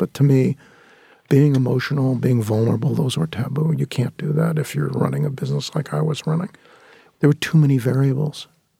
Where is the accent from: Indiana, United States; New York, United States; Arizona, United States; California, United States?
California, United States; San Fernando Valley; that came from a place of growing up in the San Fernando Valley and living in a very, very, what I considered to be substandard lifestyle.